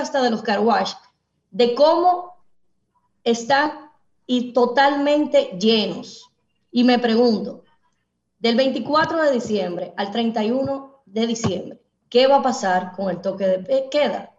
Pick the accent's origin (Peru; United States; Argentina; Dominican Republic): Dominican Republic; nosotros los dominicanos